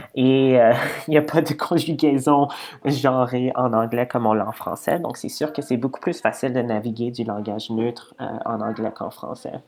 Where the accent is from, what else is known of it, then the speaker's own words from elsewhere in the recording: Edmonton, Alberta, Canada; je viens de, de Edmonton, donc de l'Ouest canadien.